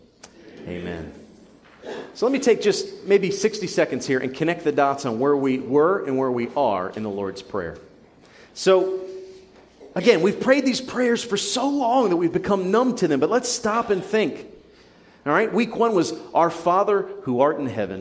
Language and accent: English; United States; we're American.